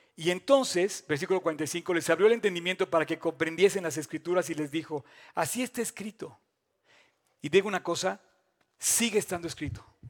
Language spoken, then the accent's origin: Spanish; Mexico; me fui a estudiar eh, fuera de México